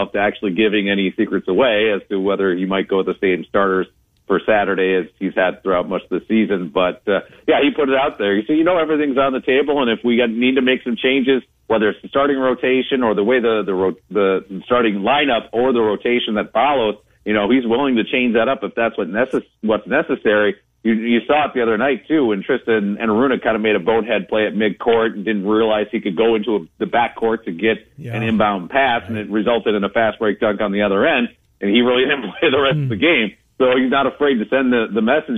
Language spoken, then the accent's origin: English; Ames, Iowa, United States; my hometown kid, Joe Burrow. I mean, obviously, growing up on that Ames tap water